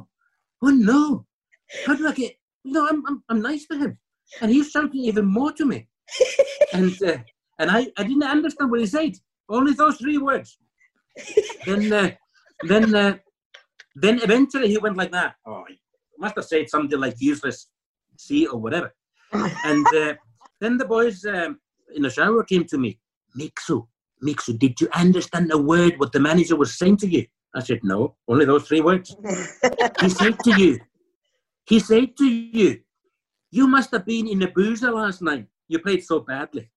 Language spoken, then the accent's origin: English; Finland; English is a second language; moved away as an adult; also born or lived in Scotland; I came from Finland, a nicey nicey Scandinavian boy coming to Scotland